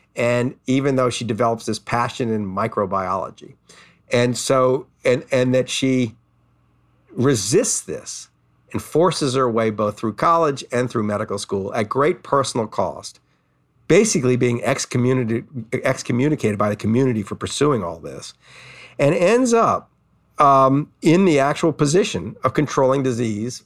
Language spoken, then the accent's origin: English; New Orleans, Louisiana, United States; growing up in New Orleans